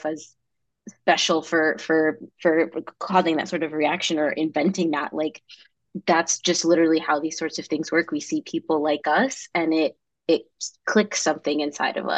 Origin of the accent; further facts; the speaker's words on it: New York, United States; moved away; New York is my hometown. So I was back in my hometown